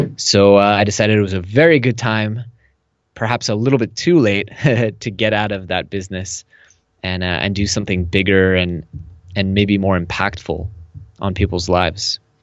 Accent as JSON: {"language": "English", "area": "Silicon Valley", "region": "California", "country": "United States", "moved": "as an adult", "lives_now": "Tel Aviv, Israel", "said": "I am originally from Silicon Valley. I lived there till I was twenty-four"}